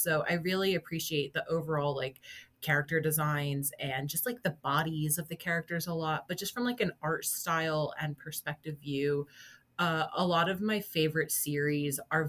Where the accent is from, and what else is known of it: United States